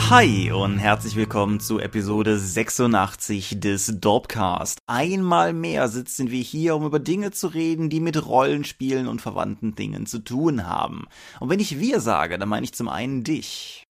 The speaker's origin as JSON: {"language": "German", "region": "Rhineland", "country": "Germany", "said": "als Rheinländer"}